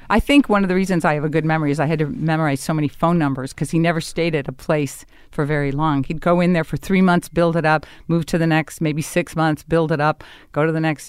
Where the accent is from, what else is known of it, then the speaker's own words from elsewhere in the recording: Chicago, Illinois, United States; moved away as an adult; I'm back in my hometown